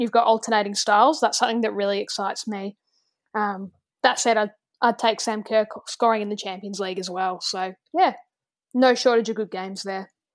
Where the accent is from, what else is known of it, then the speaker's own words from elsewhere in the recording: Australia; we're Australian